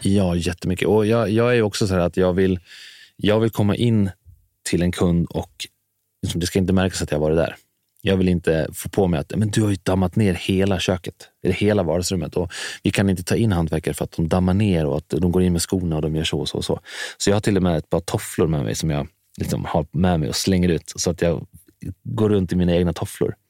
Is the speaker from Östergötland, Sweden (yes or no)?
no; Dalarna County, Sweden; now in Stockholm, Sweden; jag kommer från Dalarna så har jag alltid haft stora, en stor gård att springa runt på